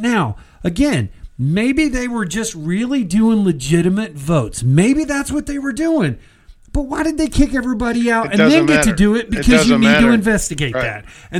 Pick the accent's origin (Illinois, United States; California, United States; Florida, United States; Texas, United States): Texas, United States; we're from Texas, and being in Texas, we tend to be conservative and we bleed red.